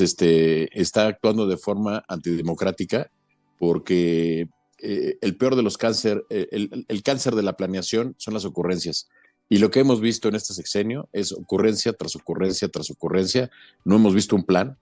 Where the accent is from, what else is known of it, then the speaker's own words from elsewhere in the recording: Mexico; como mexicanos creo que debemos sentirnos muy, muy, muy orgullosos